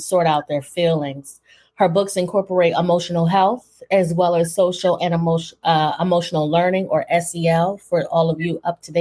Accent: East Coast, United States; moved away; also born or lived in Philadelphia; I'm from the East Coast. So in Philly, I worked for an ombudsman

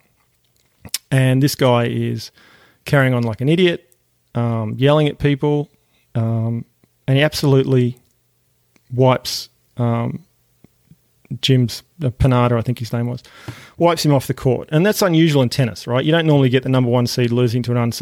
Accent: Tasmania, Australia; now in United States; growing up in Australia and growing up in Tasmania particularly

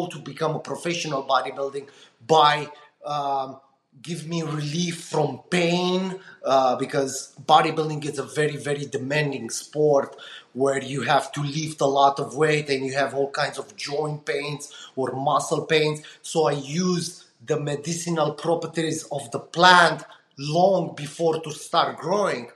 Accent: Romania; moved away as an adult; now in United States; I'm coming from Eastern Europe, Romania

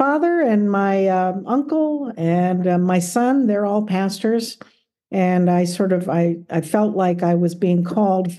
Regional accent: South Gate, California, United States; moved away as an adult; also born or lived in Philadelphia / central Pennsylvania; I grew up in Los Angeles. So I was actually grew up in Southgate. I went to Southgate High School and Southgate Junior High

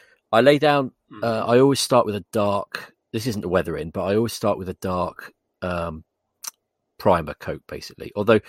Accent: England, United Kingdom; I'm English.

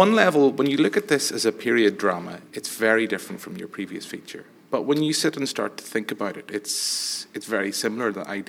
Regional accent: Ireland

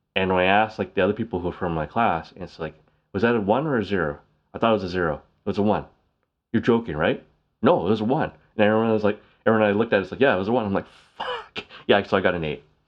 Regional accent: Canada; Canada's bilingual, we speak English and French

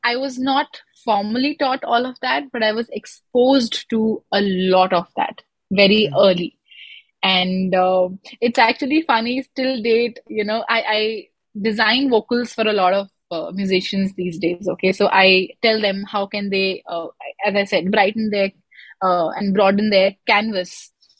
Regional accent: Lucknow, Uttar Pradesh, India; moved away as an adult; I am originally from Lucknow

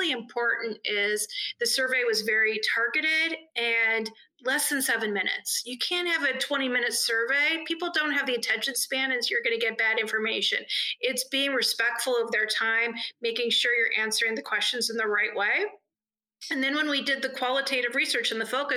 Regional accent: Northern California, United States; also born or lived in Los Angeles / Philadelphia; now in Indianapolis, United States; I grew up in Northern California and lived in Los Angeles for a lot of years

